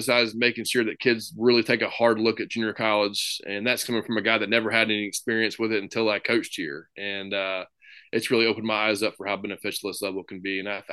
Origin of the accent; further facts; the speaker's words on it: Memphis, Tennessee, United States; come back home and coach in my hometown